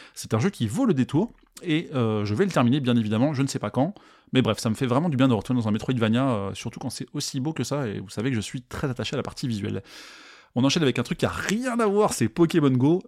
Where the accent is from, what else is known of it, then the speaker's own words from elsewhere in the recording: France; en tant que Français